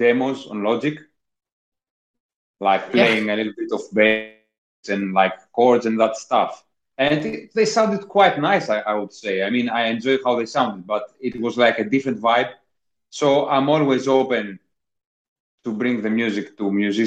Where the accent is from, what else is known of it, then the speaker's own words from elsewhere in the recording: Athens, Attica, Greece; moved away as an adult; also born or lived in Corfu; now in London, United Kingdom; I was born in Athens, Greece. I grew up there.